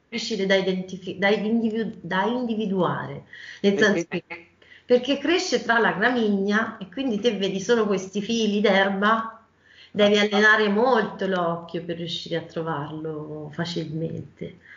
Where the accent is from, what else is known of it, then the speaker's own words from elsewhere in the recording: Val d'Orcia, Tuscany, Italy; per motivi personali sono tornata nella mia terra, un Val d'Orcia